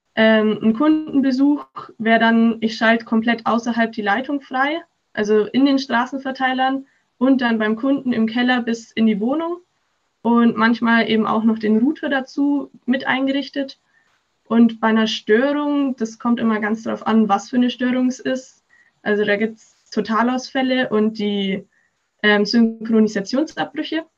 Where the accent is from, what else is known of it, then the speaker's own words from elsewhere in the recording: Augsburg, Bavaria, Germany; Ich komme aus Augsburg